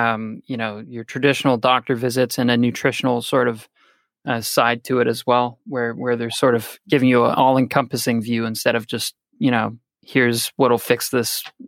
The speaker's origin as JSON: {"language": "English", "country": "Canada", "said": "I'm Canadian. I come from a background as a universal healthcare system."}